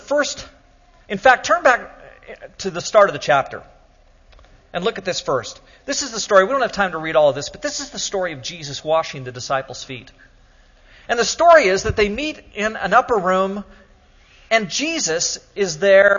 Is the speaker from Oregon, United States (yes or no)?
yes; Oregon, United States; I'm from Oregon